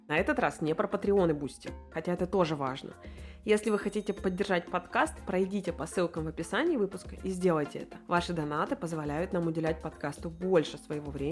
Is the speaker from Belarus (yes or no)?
no; Yekaterinburg, Sverdlovsk Oblast, Russia; moved away; Я из Екатеринбурга а, родом, так сказать.